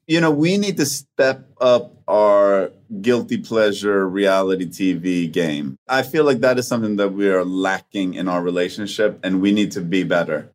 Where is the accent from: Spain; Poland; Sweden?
Sweden; English is a second language; moved away; also born or lived in Vancouver; in the spring in Sweden and in Scandinavia in general, there's a physiological thing that happens to us